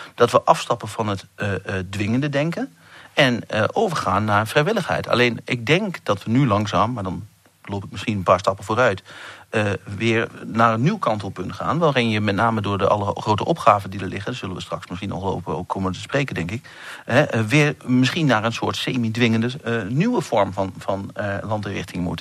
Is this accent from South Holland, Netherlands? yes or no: no; eastern Netherlands, about twenty kilometres from Tubbergen, Overijssel, Netherlands; accent: eastern Dutch; je hoort het al een klein beetje aan mijn accent. Ik kom ergens uit het eh, agrarische deel van Nederland, met name het oosten des lands